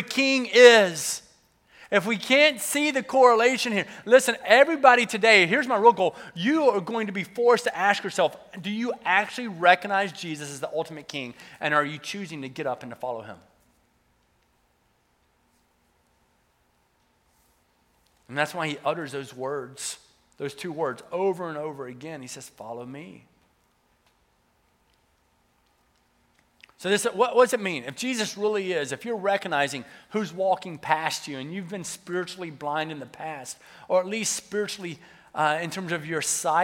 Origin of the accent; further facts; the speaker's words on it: the South, United States; I was from the South, so the accent would come back out